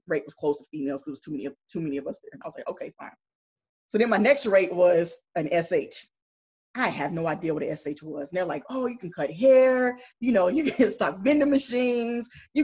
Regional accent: Greensboro, North Carolina, United States; moved away as an adult; I grew up in Greensboro, North Carolina.

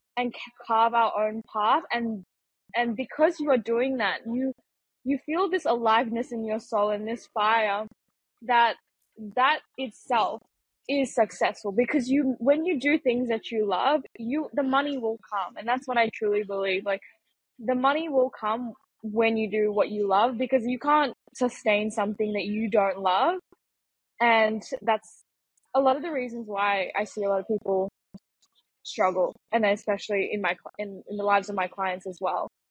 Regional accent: Malaysia; also born or lived in Singapore; now in Argentina; I was born in Singapore and then I, I grew up in Malaysia.

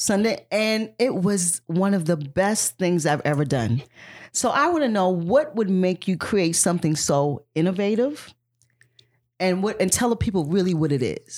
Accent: South Carolina, United States; I grew up in South Carolina

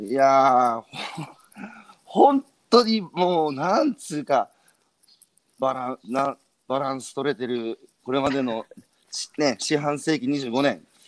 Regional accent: Iwate, Japan; 僕は岩手

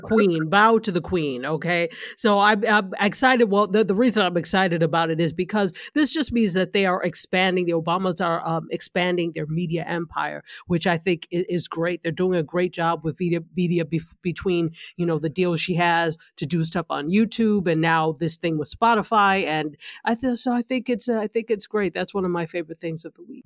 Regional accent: New York, United States; now in Florida, United States; New York State, which is my home state

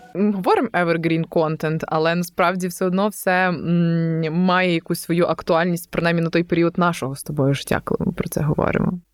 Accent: Novoyavorivsk, Lviv Oblast, Ukraine; also born or lived in Galicia; я там з Новоябрівська

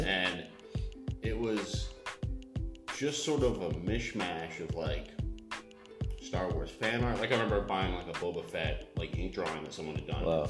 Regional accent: United States

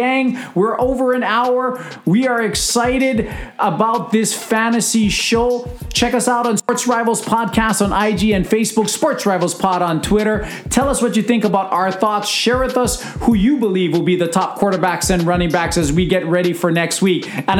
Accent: Hawaii, United States; from two guys that are born and raised in Hawaii

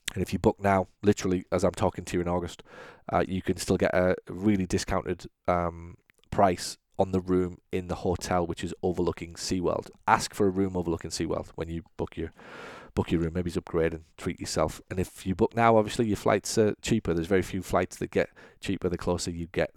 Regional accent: United Kingdom; now in United States; I'm British

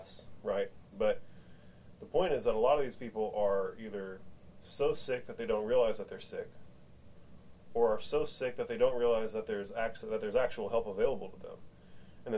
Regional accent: Austin, Texas, United States; I was born in Brackenridge Hospital in Austin, Texas. I've lived here my whole life.

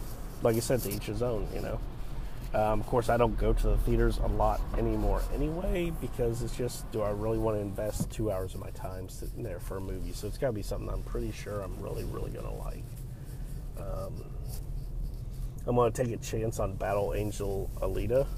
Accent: United States; accent: American; once he heard my accent, he was like, oh yeah, stupid American

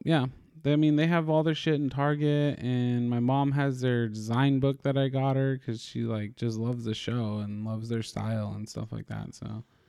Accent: California, United States; we're Californian

